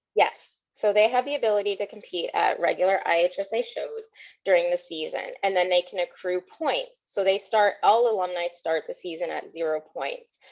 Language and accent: English; Connecticut, United States; I am born and raised in Connecticut, so I've been here my entire life.